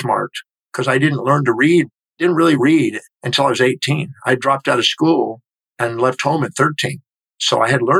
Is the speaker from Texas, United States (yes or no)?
yes; Houston, Texas, United States; I was born in 1954 in Houston, Texas